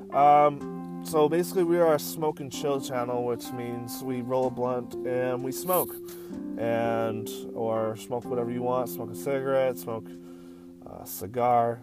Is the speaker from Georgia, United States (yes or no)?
no; rural Michigan, United States; now in Massachusetts, United States; I'm from the country part of Michigan